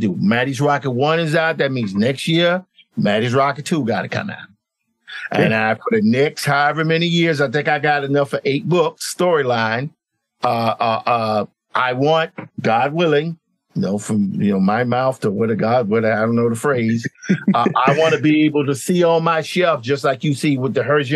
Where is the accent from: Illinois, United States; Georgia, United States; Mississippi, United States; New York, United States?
Mississippi, United States; Clarksdale; also born or lived in Tupelo, Mississippi; I'm from Mississippi